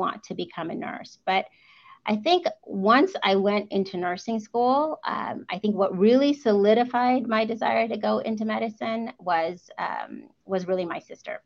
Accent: United States; first language English; also born or lived in Walla Walla, Washington; I immigrated to the United States when I was 3 months old. So I am probably as an immigrant, as American as it gets, seeing as I've lived a majority of my life here and I actually only speak English

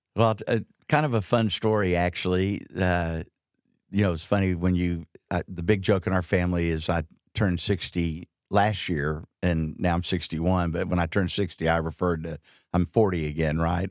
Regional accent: Dallas, Texas, United States; also born or lived in Houston / Fort Worth; J D knew I grew up in Dallas

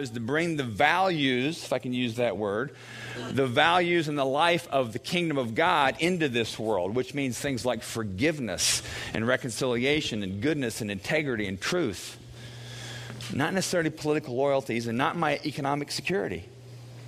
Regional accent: United States; I was born in America. I'm proud to be an American.

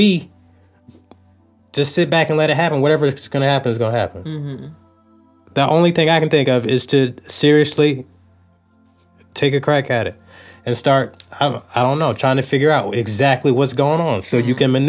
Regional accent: United States; we are American citizens

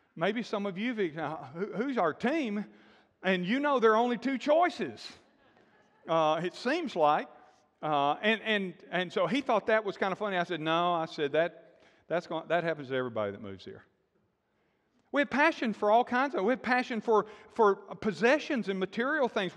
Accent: Alabama, United States; moved away as an adult; also born or lived in Texas / Florida / Georgia; I grew up in Alabama, been in Texas, lived in Texas, ministered in Florida and Georgia

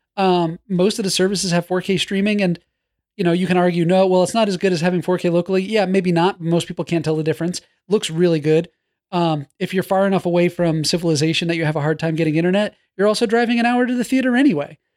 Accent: New York, United States; When I was growing up in New York

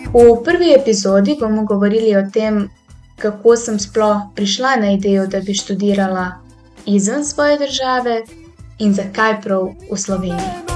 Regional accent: Tuzla, Federation of Bosnia and Herzegovina, Bosnia & Herzegovina; Slovenian is a second language; moved away as an adult; now in Slovenia; sem se prijavila na univerzo v svojem rojstnem mestu, opravila sem spremni izpit in postala študentka univerze v Tuzli

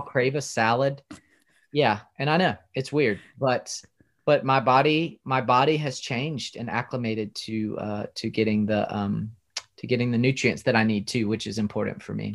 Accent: South Carolina, United States; I grew up in South Carolina, home of the barbecue

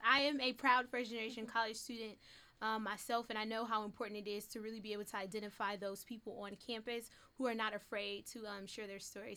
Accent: Detroit, Michigan, United States; I grew up in an urban neighborhood

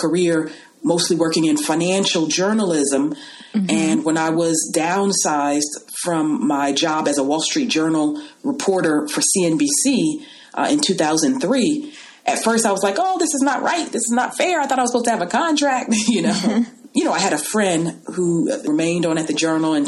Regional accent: Los Angeles, California, United States; also born or lived in New York; I was raised in Los Angeles

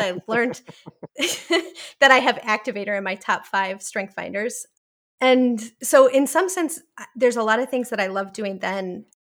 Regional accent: Milwaukee, Wisconsin, United States; moved away as an adult; also born or lived in Portland, Oregon; I grew up in Milwaukee, Wisconsin

